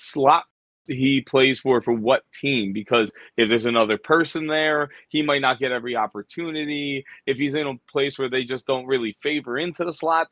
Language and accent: English; Philadelphia, Pennsylvania, United States; my hometown Eagles